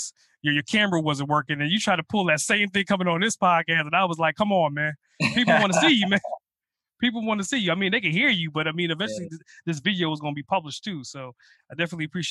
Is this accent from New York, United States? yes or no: yes; New York City, New York, United States; now in Atlanta, United States; I grew up in Brooklyn